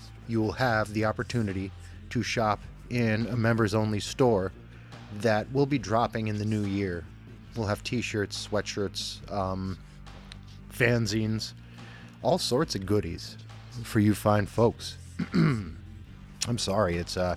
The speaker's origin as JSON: {"language": "English", "town": "Scranton", "region": "Pennsylvania", "country": "United States", "tie": "born or raised there", "said": "my hometown"}